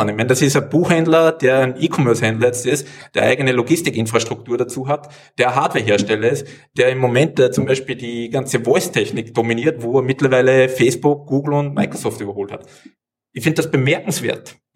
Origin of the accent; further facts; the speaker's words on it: Austria; Ich komme aus Österreich, wir haben Steuerlöcher für die Deutschen.